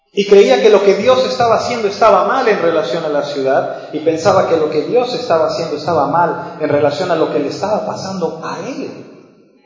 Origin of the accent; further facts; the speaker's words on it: La Paz, Baja California Sur, Mexico; Cuando yo crecí aquí en La Paz éramos 160 mil